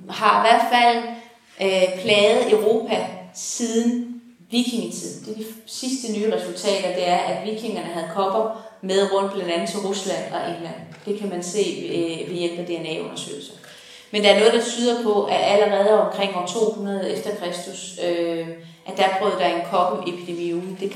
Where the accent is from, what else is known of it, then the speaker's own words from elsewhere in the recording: Horsens, Central Denmark Region, Denmark; hvor jeg kommer fra på Horsens egen